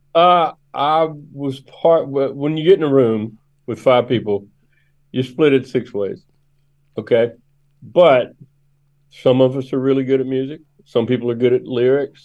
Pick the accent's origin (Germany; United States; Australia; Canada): United States; Memphis, Tennessee; I grew up in Memphis, and I grew up playing drums in a in a racially mixed gospel band